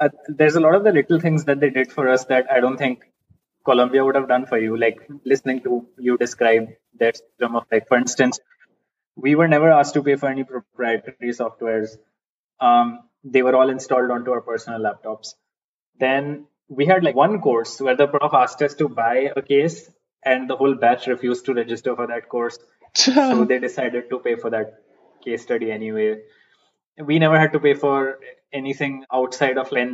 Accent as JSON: {"language": "English", "country": "India", "said": "I'm Indian"}